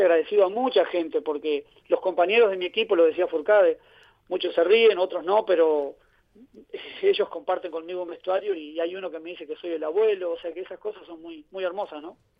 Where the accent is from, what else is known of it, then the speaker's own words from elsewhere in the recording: Uruguay; moved away as an adult; also born or lived in United States / Canada; now in Ibiza, Spain; Yo me inicié como todo niño allá en Sudamérica jugando baby fútbol. Después a los 17 años fui a jugar a Montevideo. No, no tuve la, fortuna, la suerte o las condiciones de jugar en, los equipos de elite de mi país, que es, muy competitivo, todos saben, allá en Uruguay